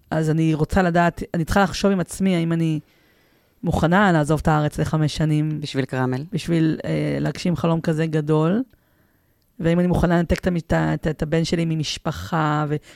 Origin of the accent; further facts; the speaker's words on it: Petah Tikva, Central District, Israel; אני, אני פתח תקוואית.